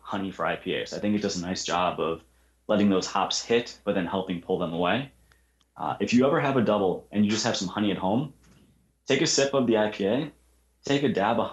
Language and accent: English; Wisconsin, United States; also born or lived in Elgin, Illinois / Chicago, Illinois; I was born in Elgin, Illinois. I've lived in Wisconsin most of my life. We moved up here when I was very young